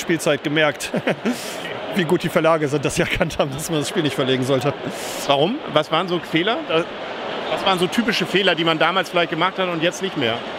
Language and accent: German; East Frisia, Lower Saxony, Germany; von uns Ostfriesen